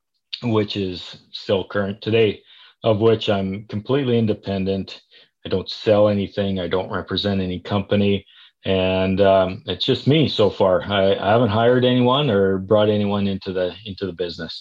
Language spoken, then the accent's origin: English; Saskatchewan, Canada; moved away as an adult; now in Calgary, Canada; I'm originally from Saskatchewan